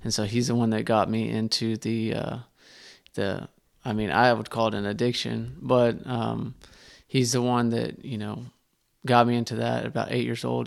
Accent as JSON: {"language": "English", "town": "Terrell", "region": "Texas", "country": "United States", "tie": "born or raised there", "also_born_or_lived": "Heath, Texas", "said": "I grew up in Terrell, Texas"}